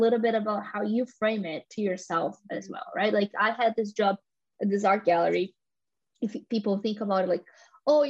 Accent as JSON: {"language": "English", "region": "São Paulo", "country": "Brazil", "tie": "born or raised there", "moved": "yes", "lives_now": "London, United Kingdom", "said": "I grew up in Sao Paulo and then I moved to London"}